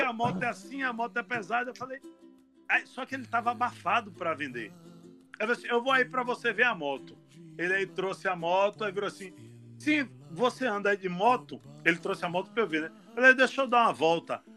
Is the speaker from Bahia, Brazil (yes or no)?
yes; Salvador, Bahia, Brazil; eu sou de Salvador